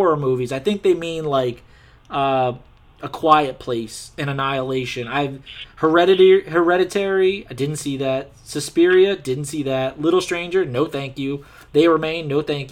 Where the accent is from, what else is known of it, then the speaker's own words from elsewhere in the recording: Louisiana, United States; we're from Louisiana